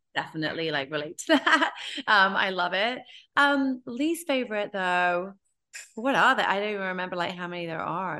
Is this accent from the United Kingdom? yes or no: yes; United Kingdom; now in New York, United States; I'm British, B, I'm Indian